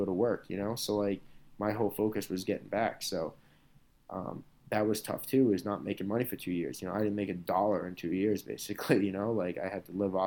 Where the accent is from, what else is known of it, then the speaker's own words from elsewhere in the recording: Boston, Massachusetts, United States; in my hometown, my third fight in Boston.